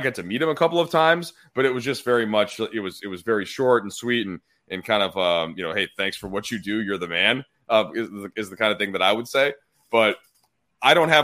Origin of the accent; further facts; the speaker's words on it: Minnesota, United States; moved away as an adult; now in Los Angeles, United States; I come from somewhere else. You know, I come from Minnesota. I first moved here in 2008